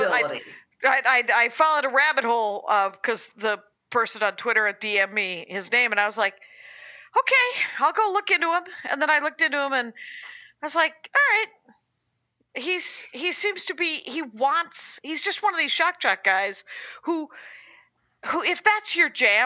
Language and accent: English; Wisconsin, United States; now in Los Angeles, United States; I'm from Wisconsin